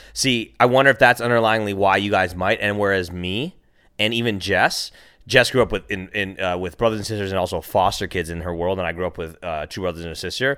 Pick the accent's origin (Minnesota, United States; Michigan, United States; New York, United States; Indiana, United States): Minnesota, United States; now in California, United States; I'm from Minnesota